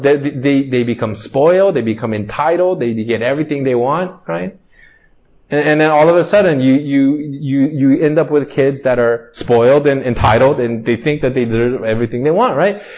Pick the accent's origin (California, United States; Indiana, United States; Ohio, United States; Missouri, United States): California, United States; Torrance; I grew up in Torrance